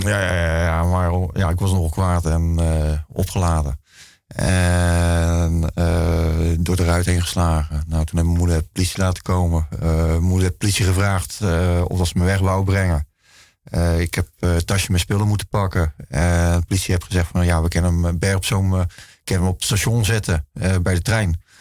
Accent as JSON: {"language": "Dutch", "region": "Zeeland", "country": "Netherlands", "tie": "born or raised there", "also_born_or_lived": "Rotterdam / Sint Philipsland / Sint Maartensdijk", "said": "in principe ben ik gewoon opgegroeid in Zeeland"}